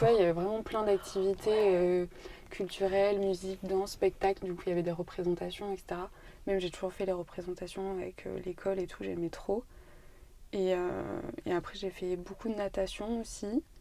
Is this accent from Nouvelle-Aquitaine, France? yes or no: yes; Brive-la-Gaillarde, Nouvelle-Aquitaine, France; moved away as an adult; Je suis née à Brive. J'ai grandi ici. J'ai fait toutes mes études ici. Enfin, je suis partie après, après le bac, mais mes 18 premières années, c'était à Brive, en Corrèze.